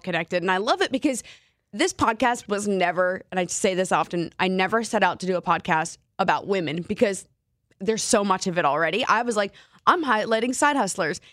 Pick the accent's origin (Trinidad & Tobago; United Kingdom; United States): United States; New Jersey; moved away as an adult; now in Seattle, United States; I was born and raised in New Jersey, and then I moved to Seattle three years ago.